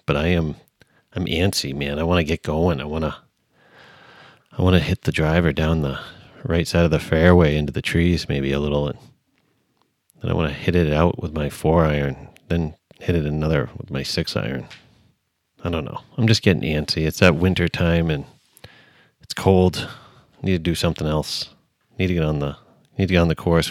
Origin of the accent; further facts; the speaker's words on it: Cape Cod, Massachusetts, United States; I grew up on the Cape